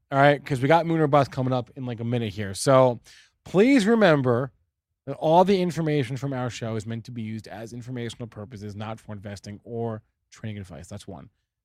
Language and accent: English; East Coast, United States; I'm from the East Coast.